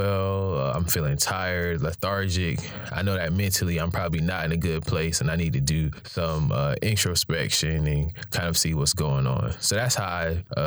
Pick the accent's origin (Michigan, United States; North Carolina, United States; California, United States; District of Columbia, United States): North Carolina, United States; Raleigh; I'm a Raleigh native.